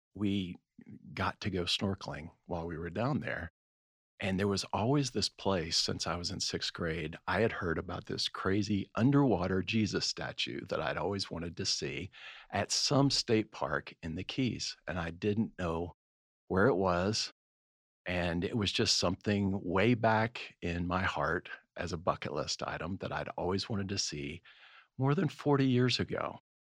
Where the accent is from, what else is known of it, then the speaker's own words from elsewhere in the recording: Florida, United States; moved away; I grew up in Florida